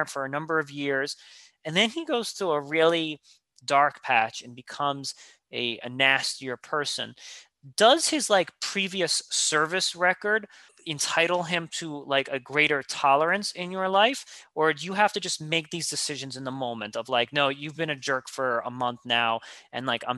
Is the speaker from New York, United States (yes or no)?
yes; New York, United States; I'm a New Yorker.